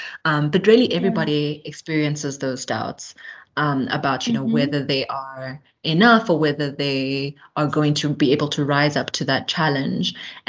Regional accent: Eastern Cape, South Africa; also born or lived in Johannesburg; my unique perspective as a South African who, you know, is from the Eastern Cape, from Johannesburg

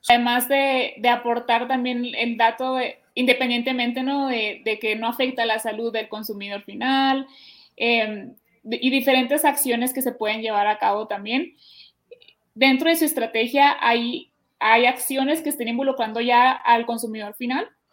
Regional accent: Hermosillo, Sonora, Mexico; yo te cuento que soy de Sonora, ¿no? Soy del de, Hermosillo, Sonora

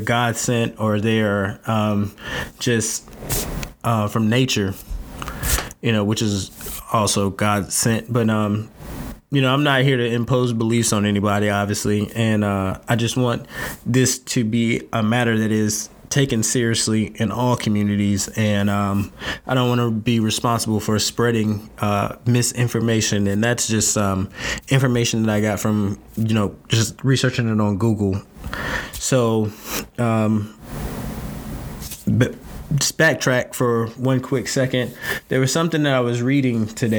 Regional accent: North Carolina, United States; moved away; I'm from North Carolina

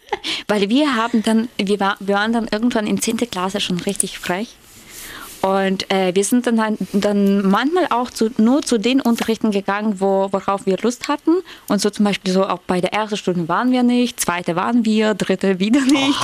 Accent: Ukraine; moved away; als Ukrainerin

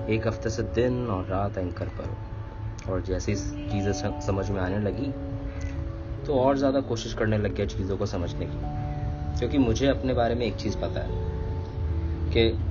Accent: Delhi, India; now in Mumbai, India; originally मैं दिल्ली से हूँ लेकिन कुछ सालों से मैं बॉम्बे में हूँ

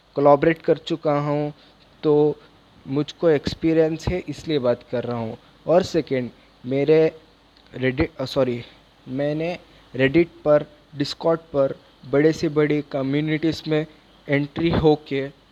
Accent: Bangalore, Karnataka, India; मैं बैंगलोर से बिलोंग करता हूँ

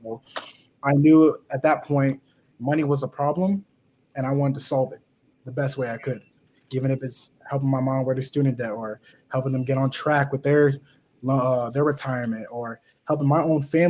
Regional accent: Los Angeles, California, United States; growing up in Los Angeles, it's the city of flaunting.

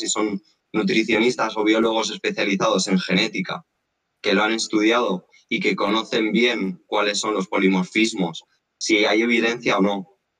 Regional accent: Madrid, Community of Madrid, Spain; moved away as an adult; now in Mallorca, Spain; yo soy de Madrid

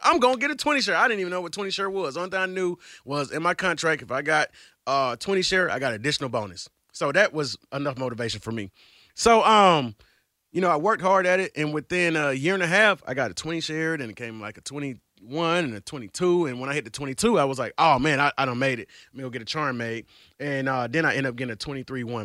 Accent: Atlanta, Georgia, United States; moved away as an adult; also born or lived in Cleveland, Ohio; now in Atlanta, United States; I'm originally from Georgia. I moved here from Atlanta

